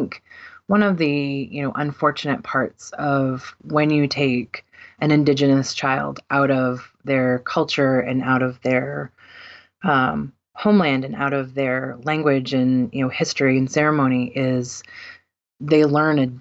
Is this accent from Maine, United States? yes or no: yes; southern Maine, United States; also born or lived in Arizona; I was born in Arizona, and when I was about a year old, my mom and dad decided to move back to Maine. And so I grew up here in southern Maine